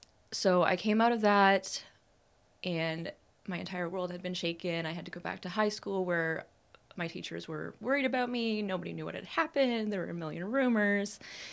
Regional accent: Montreal, Quebec, Canada; also born or lived in Prairies, Canada / Ontario, Canada; So I grew up in Canada, but I grew up everywhere in Canada. I was born out on the prairies. I only lived there for a short time. We moved to small town Ontario and small town Ontario and small town Ontario, and then we moved to Montreal area.

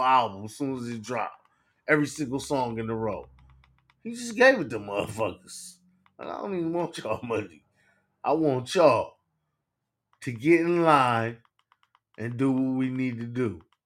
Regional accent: Cleveland, Ohio, United States; I'm from Cleveland

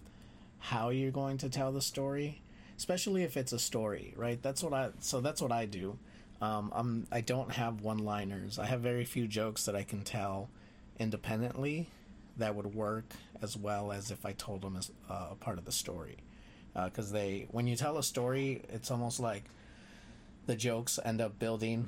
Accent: Los Angeles, California, United States; moved away; also born or lived in New Orleans; growing up Mexican and how, like, growing up in East

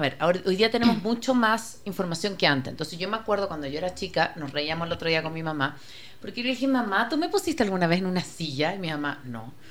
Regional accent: Chile; now in Ecuador; soy chilena

